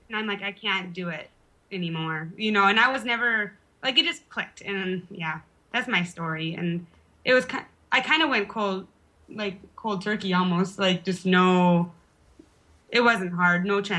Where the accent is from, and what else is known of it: Park Rapids, Minnesota, United States; born or raised there; moved away as an adult; also born or lived in Fargo / Idaho; now in Ramstein Air Base, Germany